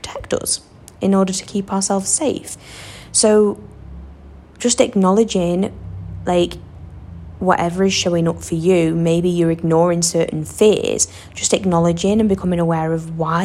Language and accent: English; Western Australia, Australia; accent: thick Western Australian; I'm still definitely a wazza girl through and through. Can you not even tell by like the thick accent and some of the weird things I say?